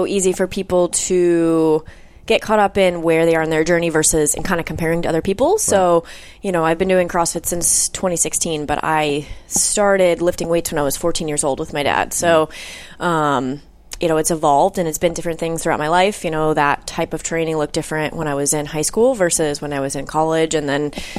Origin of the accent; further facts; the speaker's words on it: Denver, Colorado, United States; also born or lived in Florida; born and raised in Denver, Colorado.